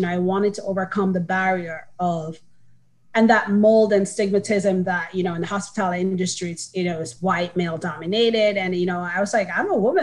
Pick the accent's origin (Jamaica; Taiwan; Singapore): Jamaica; Kingston; moved away as an adult; now in United States; I am from Kingston, Jamaica, born and raised, came to the States for school